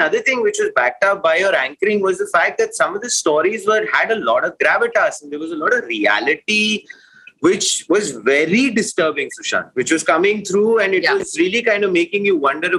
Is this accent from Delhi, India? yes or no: yes; Delhi, India; I'm also from Delhi